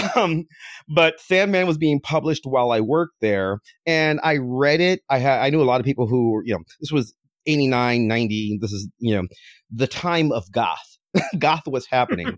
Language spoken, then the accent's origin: English; a little town outside of Cleveland, Ohio, United States; I'm from a little town outside of Cleveland